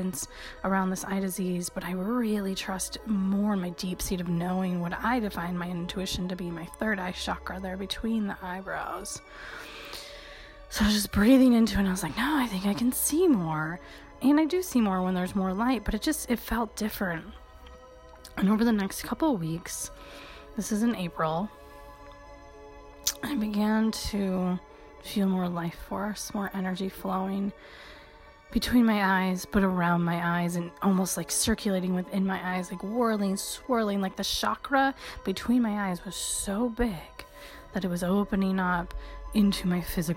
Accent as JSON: {"language": "English", "region": "Michigan", "country": "United States", "tie": "born or raised there", "said": "this very Eastern European girl growing up in Michigan"}